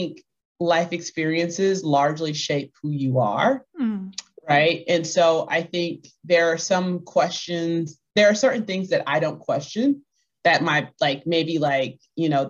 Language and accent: English; Clarksville, Texas, United States; also born or lived in New Boston, Texas; now in Austin, United States; So my family is originally from a town called Clarksville, Texas. Mm-hmm. But I was actually born in New Boston, Texas, because Clarksville didn't have a hospital